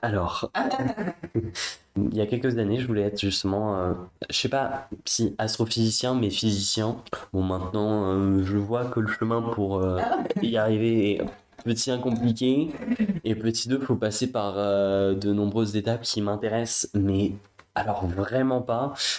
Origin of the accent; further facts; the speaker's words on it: Paris, Île-de-France, France; Je viens du, de Paris, 5e, donc euh, dans un milieu plutôt bourgeois